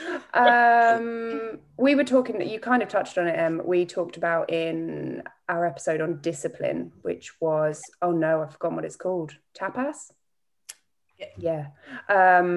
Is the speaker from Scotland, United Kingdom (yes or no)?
no; East of England, United Kingdom; That's definitely North Norfolk. Uh, uh, North Norfolk.